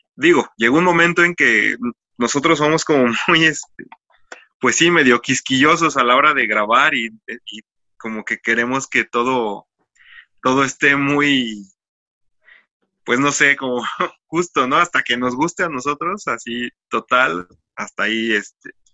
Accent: Ecatepec, State of Mexico, Mexico; somos una banda del Estado de México, para ser precisos, de, del municipio de Catepec.

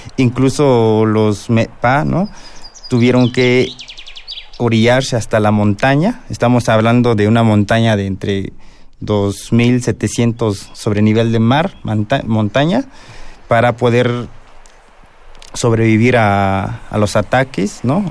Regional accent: Guerrero, Mexico; yo soy del estado de Guerrero

